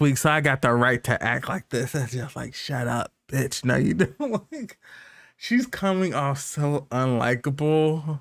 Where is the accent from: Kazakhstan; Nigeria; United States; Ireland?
United States; I'm American, I say tan